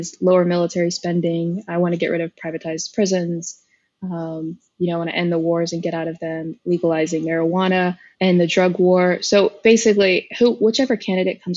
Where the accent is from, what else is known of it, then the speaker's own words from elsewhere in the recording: Arlington, Texas, United States; now in Fort Worth, United States; where I grew up in Arlington was incredibly diverse